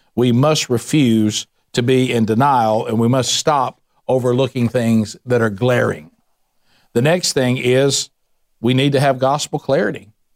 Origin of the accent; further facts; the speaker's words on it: the Bible Belt, United States; I grew up in the Bible Belt